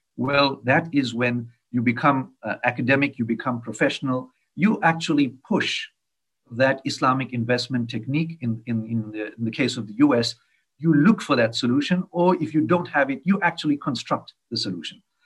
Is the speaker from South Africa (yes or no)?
yes; South Africa; I'm from South Africa